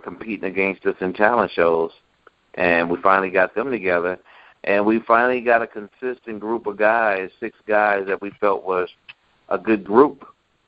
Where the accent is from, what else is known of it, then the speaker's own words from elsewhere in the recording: Clarksdale, Mississippi, United States; I was born in Clarksdale, Mississippi